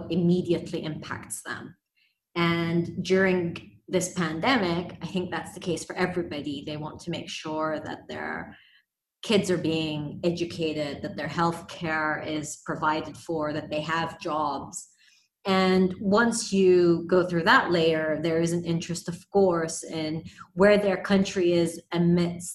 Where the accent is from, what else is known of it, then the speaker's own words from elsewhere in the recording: Iraq; now in United Arab Emirates; my home country, Iraq